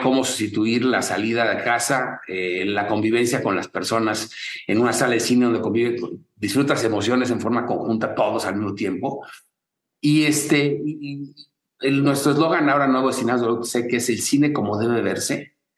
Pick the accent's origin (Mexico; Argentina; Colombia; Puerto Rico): Mexico